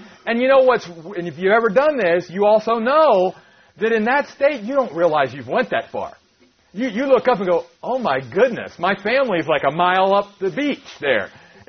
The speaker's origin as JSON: {"language": "English", "region": "East Coast", "country": "United States", "tie": "born or raised there", "said": "we grew up on the East Coast and we would go out there and we'd go to the Atlantic Ocean."}